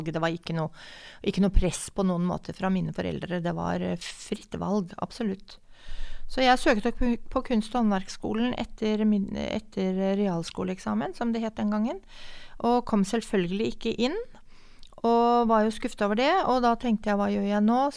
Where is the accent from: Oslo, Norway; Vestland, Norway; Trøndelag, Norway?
Oslo, Norway; Jeg kommer fra Oslo. Jeg er født og oppvokst i Oslo.